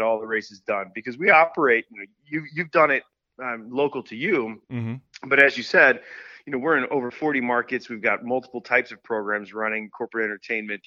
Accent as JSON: {"language": "English", "town": "Chicago", "region": "Illinois", "country": "United States", "said": "I'm from Chicago, and we're blue collar here"}